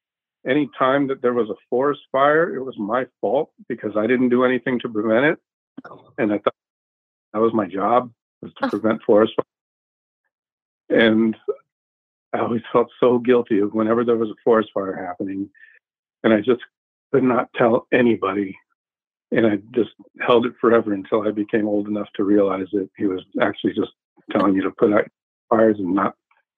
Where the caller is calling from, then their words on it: Arizona, United States; I'm from home in Arizona.